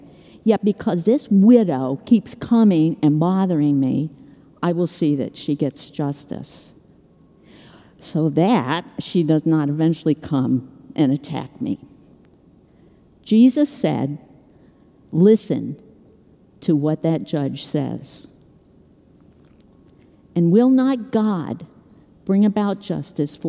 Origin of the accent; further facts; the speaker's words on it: Chicago, Illinois, United States; I'm from Chicago